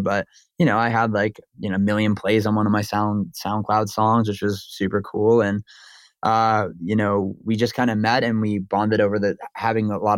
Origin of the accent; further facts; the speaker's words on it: Maine, United States; I grew up in Maine